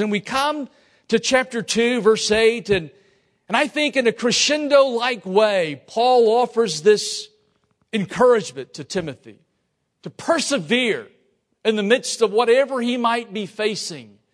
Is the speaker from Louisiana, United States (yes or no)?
yes; Lafayette, Louisiana, United States; I'm from Lafayette